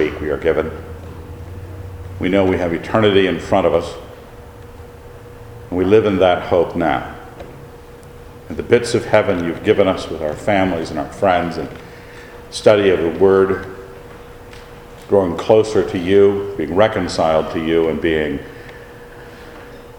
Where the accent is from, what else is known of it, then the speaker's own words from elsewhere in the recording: Idaho, United States; we're hicksters, because we're from Idaho